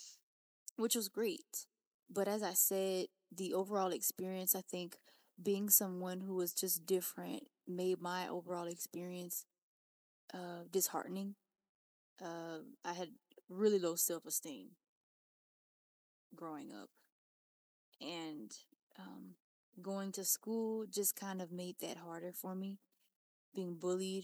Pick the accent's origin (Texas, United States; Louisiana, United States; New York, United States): Louisiana, United States; I'm from Louisiana, and you know, I grew up with a tight-knit family.